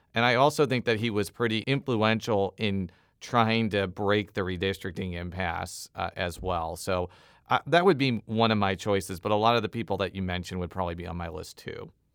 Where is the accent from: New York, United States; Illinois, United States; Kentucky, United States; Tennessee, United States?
Illinois, United States; moved away; I'm from Illinois.